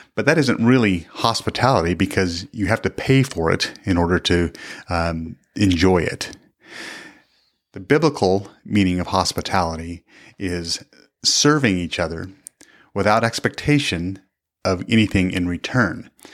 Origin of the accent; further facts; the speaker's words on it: the Northwest, Pacific Northwest, United States; moved away as an adult; now in Kansas, United States; we grew up in the Northwest